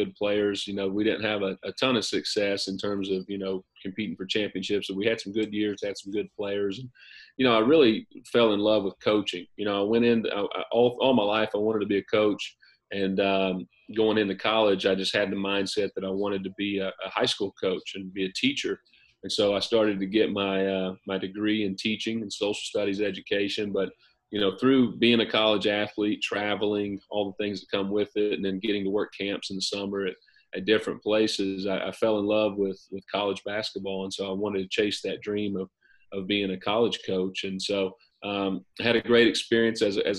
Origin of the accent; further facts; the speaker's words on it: Eastern Kentucky, United States; now in Morehead, United States; I'm not too far from my hometown, or about a little under 2 hours, but it's a very similar area in Eastern Kentucky. We're a little bit northwest of where I grew up